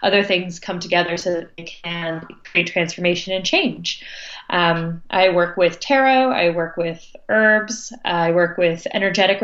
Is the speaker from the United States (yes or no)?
yes; New Jersey, United States; moved away as an adult; also born or lived in New York; now in North Carolina, United States; I'm from the North, I'm from New Jersey, which is near New York, and lived in New York for 11 years before moving to North Carolina